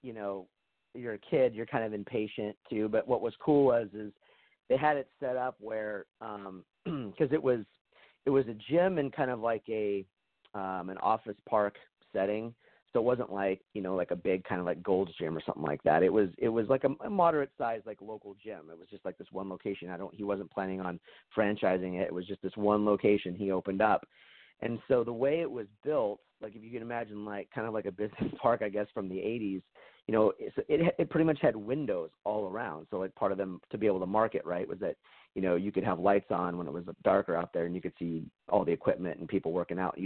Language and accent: English; Portland, Oregon, United States; in my hometown, a suburb of Portland